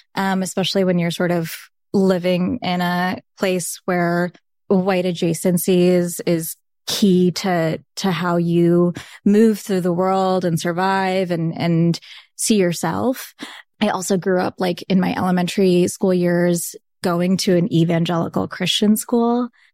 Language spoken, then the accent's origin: English; Saint Lucie County, South Florida, United States; first language Bengali; English is a second language; moved away; I grew up in Saint Lucie County